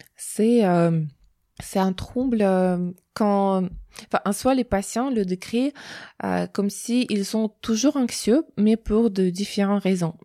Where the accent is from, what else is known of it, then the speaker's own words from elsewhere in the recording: Russia; French is a second language; moved away as an adult; now in France; je viens de Russie, du coup, j'ai un diplôme là-bas.